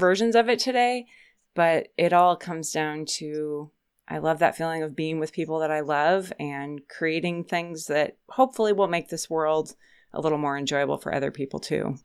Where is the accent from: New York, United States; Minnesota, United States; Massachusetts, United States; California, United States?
Minnesota, United States; Minneapolis; where I grew up in Minneapolis is now a suburb, but when I was a kid, it was farmland everywhere.